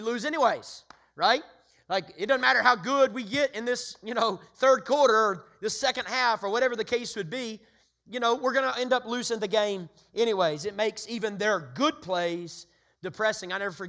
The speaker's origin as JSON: {"language": "English", "town": "Chattanooga", "region": "Tennessee", "country": "United States", "tie": "born or raised there", "said": "growing up in Chattanooga, the Volunteers became very near and dear to my heart."}